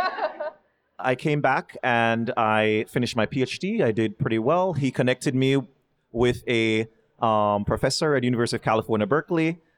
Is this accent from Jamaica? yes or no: yes; Kingston, Jamaica; moved away as an adult; now in United States; growing up in Jamaica